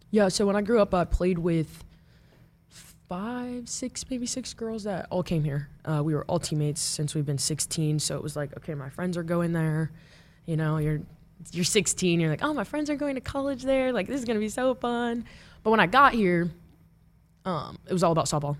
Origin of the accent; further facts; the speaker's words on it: Omaha, Nebraska, United States; moved away; I grew up in Omaha